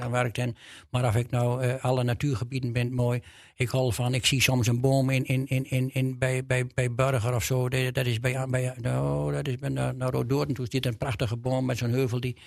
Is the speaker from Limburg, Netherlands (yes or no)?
no; Drenthe, Netherlands; accent: Drents